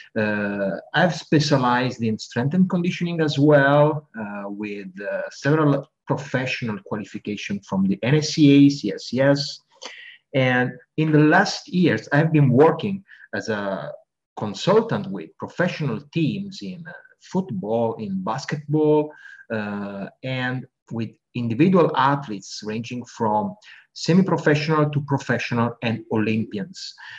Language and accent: English; Italy; also born or lived in United Kingdom; I'm from Italy